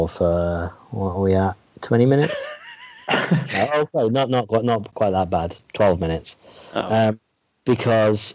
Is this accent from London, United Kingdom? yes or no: no; Wales, United Kingdom; I grew up in Wales